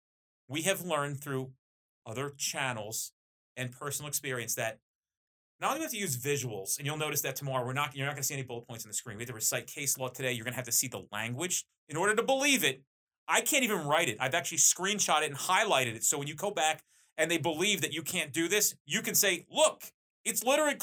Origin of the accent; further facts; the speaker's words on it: New Jersey, United States; I'm very Jersey too, by the way. Like, I'm as Jersey as it comes. I'm Italian